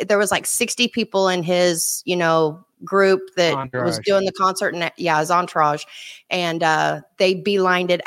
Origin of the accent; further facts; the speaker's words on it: Oklahoma, United States; accent: Okie; I am an Okie. You have to excuse my accent